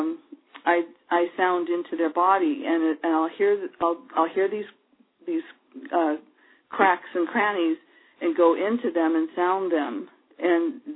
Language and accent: English; Iowa, United States; also born or lived in Hawaii; now in Portland, United States; I was growing up in Iowa, which is about as far away from the ocean as you can get